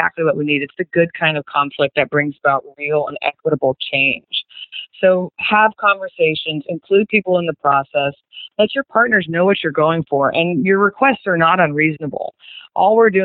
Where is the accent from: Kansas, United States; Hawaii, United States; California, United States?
Kansas, United States; Wichita; moved away; I'm from Wichita, Kansas, originally, and went to Mays High School.